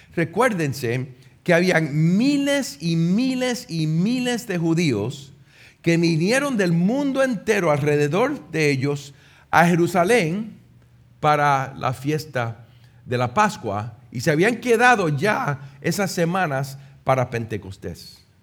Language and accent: Spanish; Puerto Rico; moved away; also born or lived in United States; Yo, como un puertorriqueño en los Estados Unidos